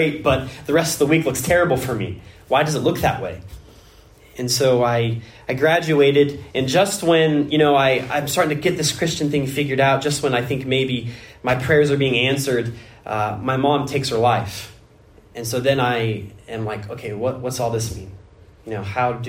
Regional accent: Washington, United States; moved away; I was born in Washington State

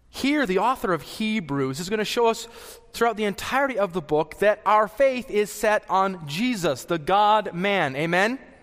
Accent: the Rockies, Colorado, United States; I was born and raised in the Rockies

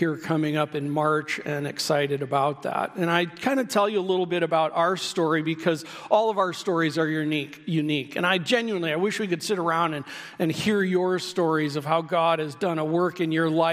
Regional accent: Midwest, United States; I grew up in the Midwest

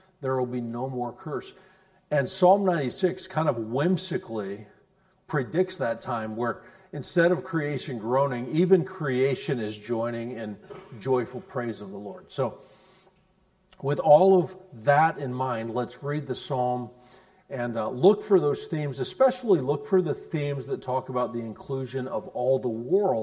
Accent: United States; as American Christians, we really do believe that Jesus is the only way.

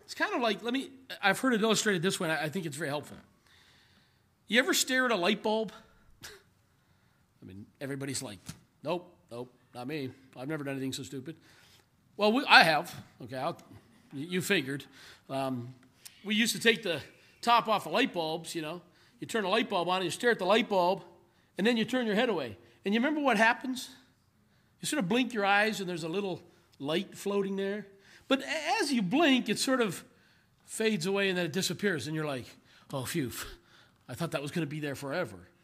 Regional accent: Canada; moved away as an adult; now in South Africa; as a Canadian

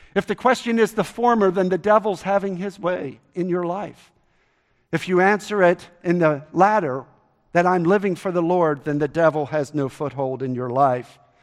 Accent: Baltimore, Maryland, United States; moved away; I grew up in Baltimore, Maryland

